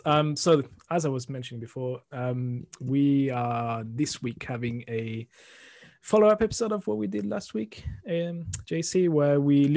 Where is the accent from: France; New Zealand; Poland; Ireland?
France; moved away; I'm from France originally